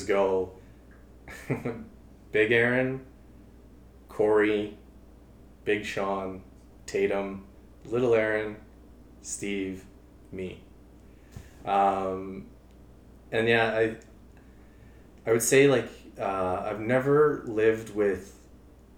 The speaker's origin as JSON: {"language": "English", "town": "Calgary", "region": "Alberta", "country": "Canada", "tie": "born or raised there", "moved": "as an adult", "lives_now": "Edmonton, Canada", "said": "I grew up in Calgary"}